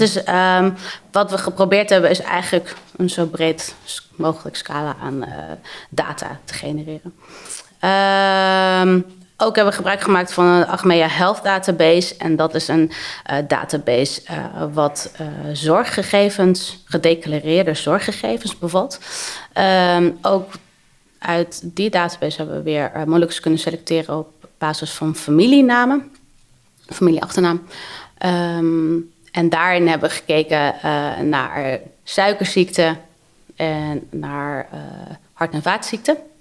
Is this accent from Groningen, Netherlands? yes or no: yes; Hoogezand, Groningen, Netherlands; moved away; also born or lived in Amsterdam; ik ben opgegroeid in Hoge Zand